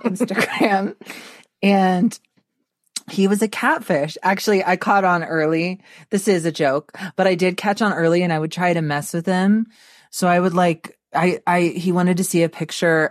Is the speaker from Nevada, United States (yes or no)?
no; Texas, United States; I was born in Texas